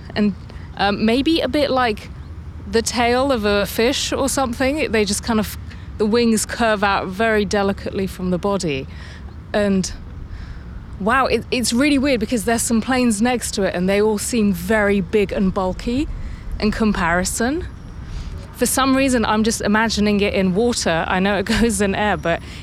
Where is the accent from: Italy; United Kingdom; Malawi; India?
United Kingdom; London; I grew up in London